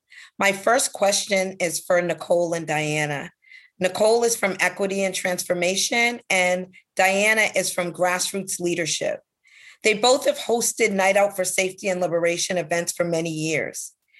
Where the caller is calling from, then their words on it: Mashpee, Massachusetts, United States; And I hail to you from Mashpee Wampanoag land in Massachusetts.